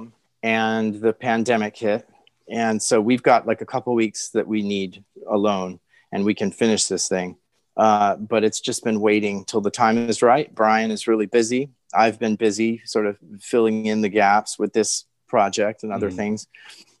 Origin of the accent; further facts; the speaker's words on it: Hawaii, United States; I was born in Hawaii